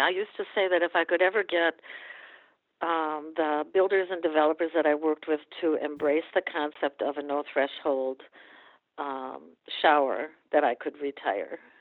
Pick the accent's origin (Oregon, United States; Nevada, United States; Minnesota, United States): Minnesota, United States; moved away as an adult; I grew up in Minnesota